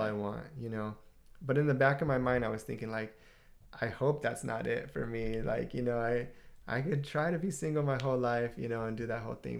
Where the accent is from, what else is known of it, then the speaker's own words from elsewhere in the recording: Southern California, United States; we're Southern California, uh, born and raised and uh, not far from Los Angeles